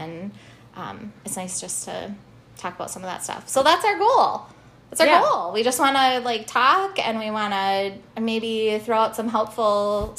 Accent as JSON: {"language": "English", "town": "Hutchinson", "region": "Minnesota", "country": "United States", "tie": "born or raised there", "also_born_or_lived": "Duluth", "moved": "as an adult", "lives_now": "Madison, United States", "said": "So I came from Hutchinson. I grew up in Hutchinson, which some people would say is a small town."}